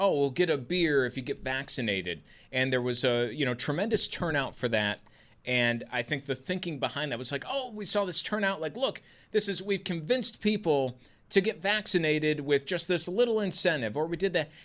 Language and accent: English; United States; as an American